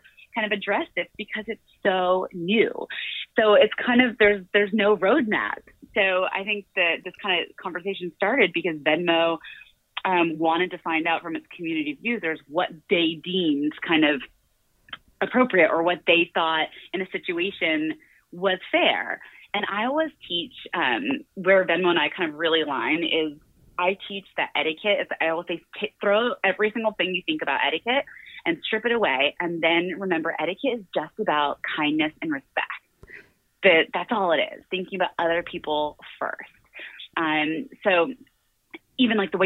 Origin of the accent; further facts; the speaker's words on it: Florida, United States; moved away as an adult; also born or lived in London; I'm from Florida originally, grew up in a really modest household.